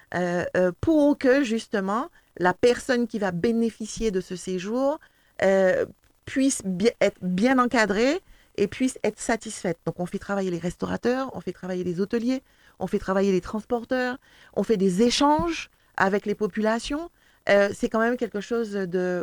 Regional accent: Martinique; nous-mêmes martiniquais

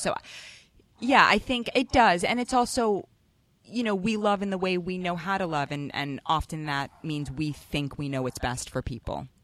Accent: New York City, New York, United States; growing up in Manhattan

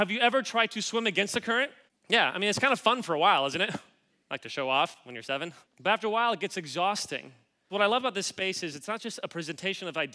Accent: Kansas City, Missouri, United States; moved away as an adult; now in Los Angeles, United States; I grew up in Kansas City

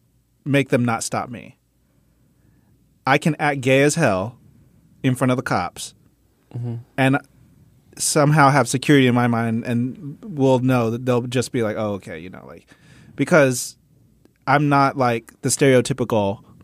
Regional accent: San Diego, California, United States; also born or lived in Mississippi / Memphis / New York; I grew up in San Diego, and I often – you know, when people – if someone on Grindr asks me, where are you from, it's a whole timeline.

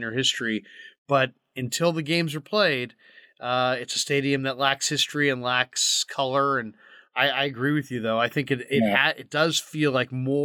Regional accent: San Francisco, California, United States; as a kid growing up in San Francisco

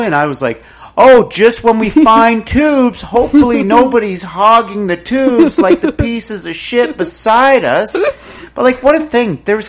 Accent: Tweed, Ontario, Canada; I'm from Tweed.

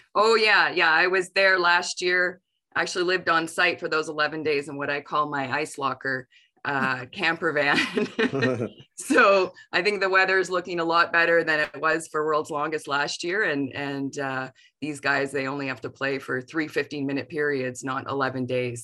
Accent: Ontario, Canada; I am from Ontario

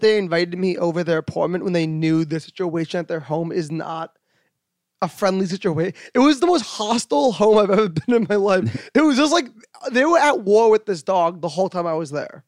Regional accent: New York, United States; I'm a New Yorker

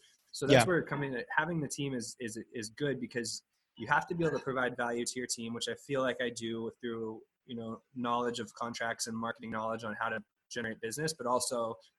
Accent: Sacramento, California, United States; moved away as an adult; now in San Diego, United States; I'm from Sacramento. I moved down to San Diego for a job opportunity years ago.

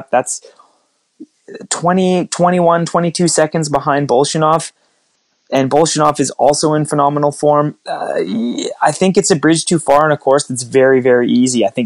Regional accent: Canada; Geez, 1980. I'm Canadian.

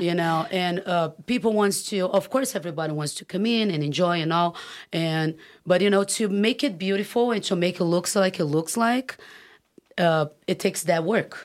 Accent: Brazil; moved away as an adult; now in California, United States; growing up in Brazil

